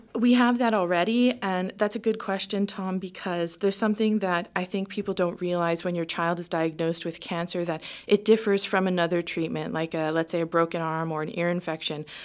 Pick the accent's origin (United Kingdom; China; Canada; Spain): Canada; moved away; we're a Canadian family